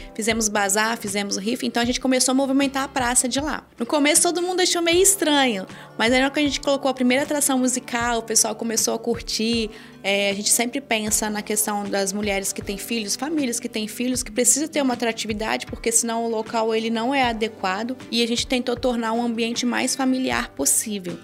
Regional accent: Brazil; Eu vim de uma família muito simples no interior do estado, onde eu cresci

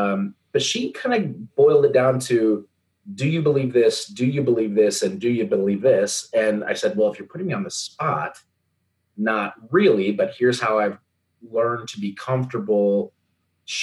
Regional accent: Southeastern Idaho, United States; also born or lived in Moscow, Idaho; growing up in Southeastern Idaho

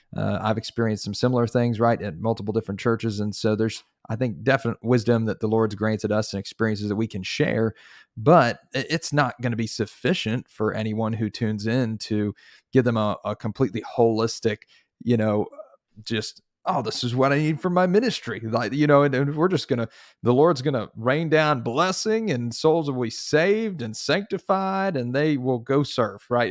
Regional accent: Northeast Pennsylvania, United States; moved away as an adult; also born or lived in Texas; now in Dallas, United States; I am originally from the Northeast, Pennsylvania

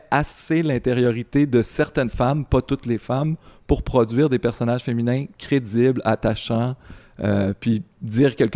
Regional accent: Quebec, Canada; je viens du Saguenay-Lac-Saint-Jean

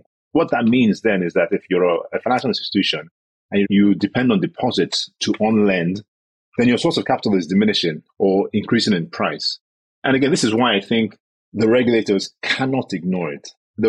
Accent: Nigeria; I as a Nigerian want to get exposure to dollar, right? Because I'm scared of my Naira devaluing

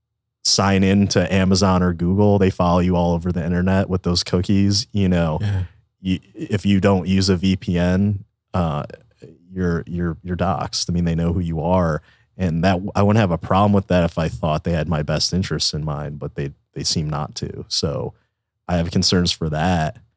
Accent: East Coast, United States; now in Texas, United States; We're Italians from the East Coast

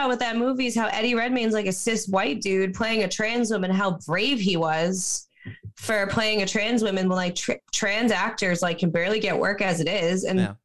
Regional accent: Long Island, New York, United States; now in New York City, United States; I grew up on Long Island and I live in the New York City now

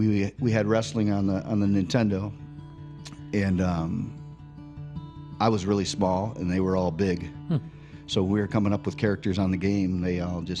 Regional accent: Bay City, Michigan, United States; I grew up in Bay City, Michigan

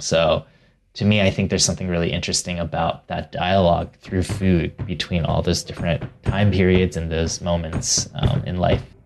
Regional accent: Ohio, United States; born or raised there

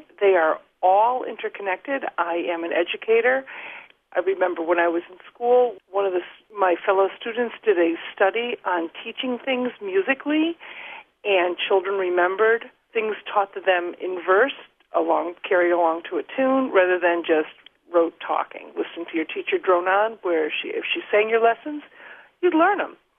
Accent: Long Beach, New York, United States; I'm from Long Beach, New York.

